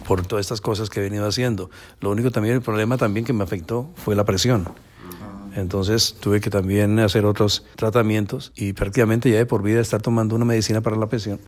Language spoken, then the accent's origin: Spanish; Colombia; moved away as an adult; now in Miami, United States; como buen colombiano